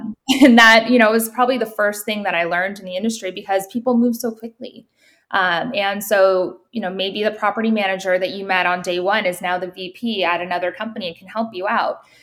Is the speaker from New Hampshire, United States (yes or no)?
yes; New Hampshire, United States; I'm from New Hampshire